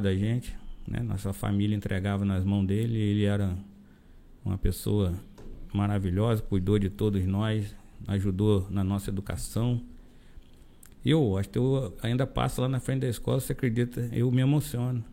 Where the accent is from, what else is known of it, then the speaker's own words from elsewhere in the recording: Imburi, Rio de Janeiro, Brazil; Imburi foi onde eu nasci, onde eu cresci e é onde vivo até hoje